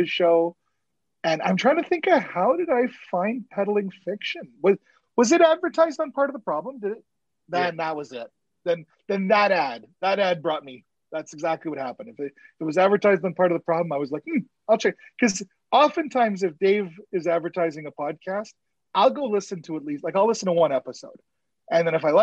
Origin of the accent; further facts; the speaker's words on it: Canada; also born or lived in Winnipeg, Manitoba; I'm Canadian